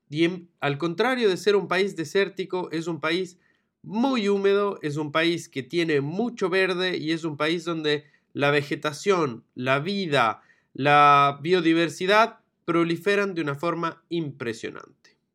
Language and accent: Spanish; Ecuador; es mi país. Yo nací en Ecuador, soy ecuatoriano y amo y disfruto de mi país.